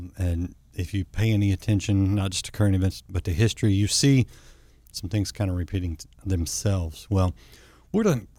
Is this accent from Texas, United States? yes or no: yes; Texas, United States; I'm from Texas. We're Dr. Pepper people